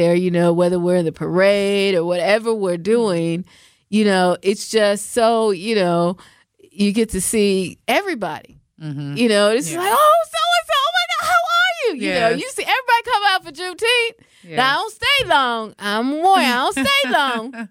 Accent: Seattle, Washington, United States; now in Milwaukee, United States; I'm from Seattle, Washington. Yes, my family is there, and there may be a three or four other black families. But anyway, that's where I'm from

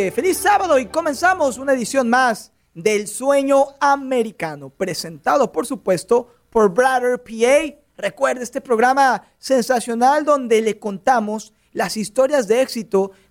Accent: Mexico; Se de una cuenta que soy mexicano

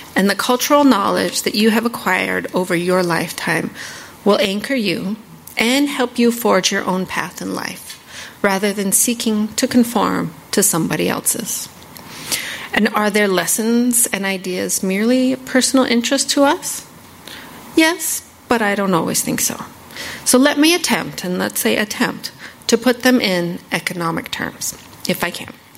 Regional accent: northeast Arizona, United States; now in Washington, D.C., United States; I'm Navajo. I grew up on the Navajo Reservation in northeast Arizona

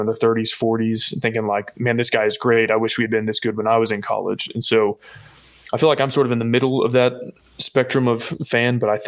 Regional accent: Austin, Texas, United States; being born and raised in Austin.

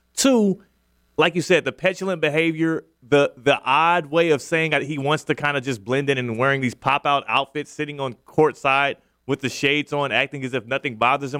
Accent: Houston, Texas, United States; now in West Palm Beach, United States; I'm from Houston

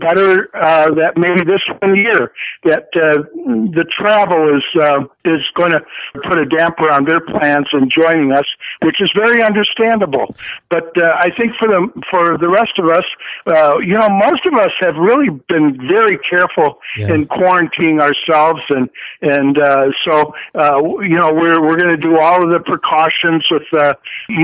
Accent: Chicago, Illinois, United States; my hometown crowd, sweet home Chicago fans.

